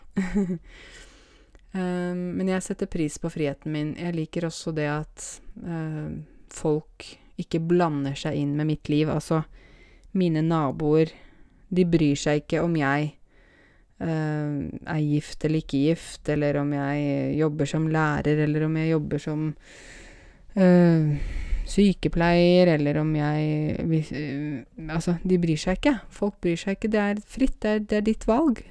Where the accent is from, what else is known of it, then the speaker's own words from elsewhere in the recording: Norway; jeg er norsk og er født her